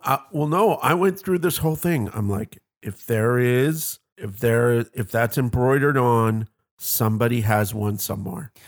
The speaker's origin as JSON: {"language": "English", "country": "Canada", "said": "I come from Canada, the land of lakes"}